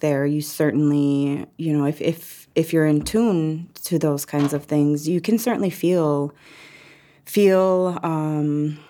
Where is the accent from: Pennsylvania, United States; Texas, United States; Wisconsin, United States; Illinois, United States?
Wisconsin, United States; Red Cliff; moved away as an adult; also born or lived in Milwaukee, Wisconsin; I grew up in Red Cliff. I was born in Milwaukee, but I grew up in Red Cliff, and I didn't leave the area until I was maybe 24, 25, maybe a little bit older, 26. So this is my home. This is my community.